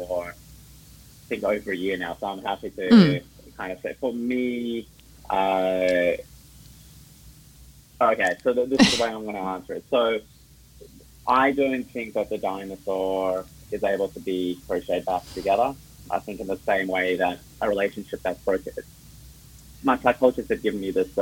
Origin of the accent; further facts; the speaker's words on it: Melbourne, Victoria, Australia; also born or lived in Johannesburg, South Africa / Sydney, Australia; I was born in Johannesburg in South Africa, and then I moved to Melbourne when I was 9. Did most of my growing up in Melbourne